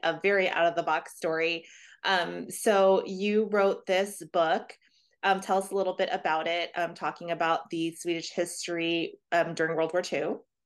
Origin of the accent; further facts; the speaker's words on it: Louisiana, United States; I'm from Louisiana